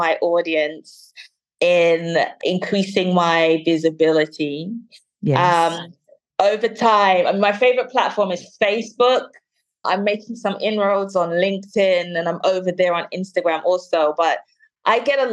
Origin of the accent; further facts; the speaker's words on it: London, United Kingdom; now in Birmingham, United Kingdom; I was born and raised in London, and I currently live in the second largest city, Birmingham.